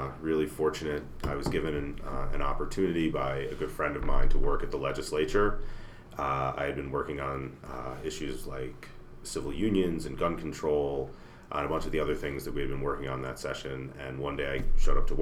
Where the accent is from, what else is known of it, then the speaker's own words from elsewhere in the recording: New Jersey, United States; moved away as an adult; now in Colorado, United States; I'm a Jersey boy. I grew up just outside New York City